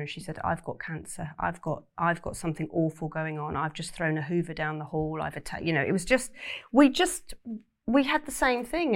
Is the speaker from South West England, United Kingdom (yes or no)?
yes; Cornwall, South West England, United Kingdom; I grew up in Cornwall